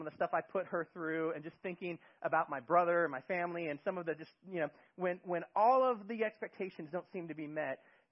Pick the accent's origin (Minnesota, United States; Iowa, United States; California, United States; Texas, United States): California, United States; Bay Area; moved away as an adult; now in Eugene, United States; I am originally from California in the Bay Area